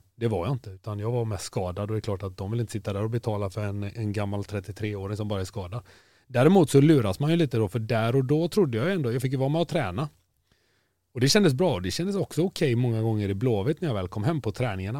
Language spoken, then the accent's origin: Swedish; Kungälv, Västra Götaland, Sweden; Jag är från Kungälv